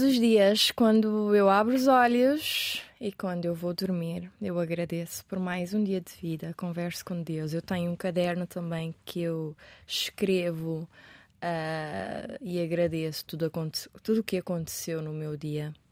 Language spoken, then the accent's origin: Portuguese; Cape Verde; first language Portuguese; moved away as an adult; also born or lived in Brazil; now in Portugal; o meu país